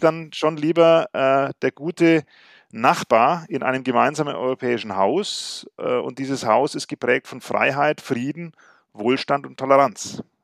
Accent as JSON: {"language": "German", "region": "West Germany", "country": "Germany", "tie": "born or raised there", "said": "ich bin selbst in Westdeutschland geboren, aber wir hatten Verwandte in Sachsen"}